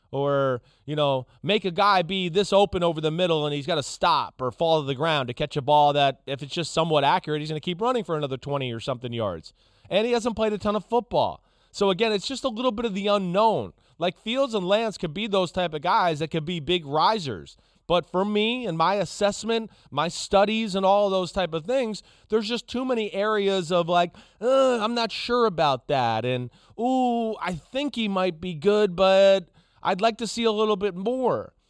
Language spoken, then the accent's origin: English; New Jersey, United States; I grew up in North Jersey